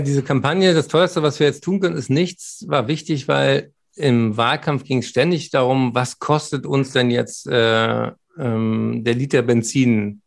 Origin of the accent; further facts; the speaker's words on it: Berlin, Germany; Ich bin ja Berliner